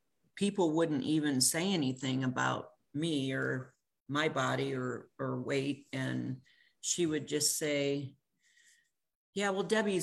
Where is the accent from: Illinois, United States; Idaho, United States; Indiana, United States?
Illinois, United States; moved away as an adult; also born or lived in California; I grew up in Illinois, by the way, going back home for a visit